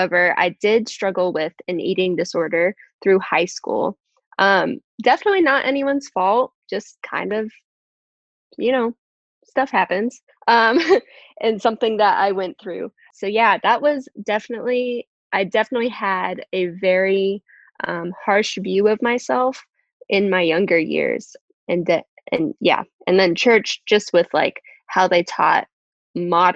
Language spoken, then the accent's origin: English; Virginia, United States; I'm from Virginia